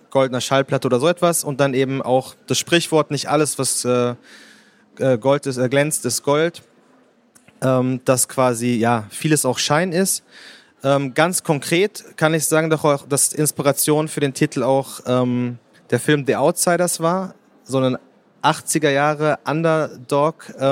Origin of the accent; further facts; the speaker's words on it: Bielefeld, North Rhine-Westphalia, Germany; Also ich bin in Bielefeld aufgewachsen, äh, zur Schule gegangen und habe bis zum äh, Bachelor oder bis zum Ende des Bachelorstudiums da gewohnt.